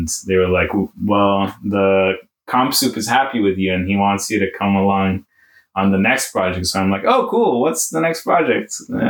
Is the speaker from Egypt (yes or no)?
yes; Egypt; I was born in Egypt. I'm Egyptian Canadian and 24 years old.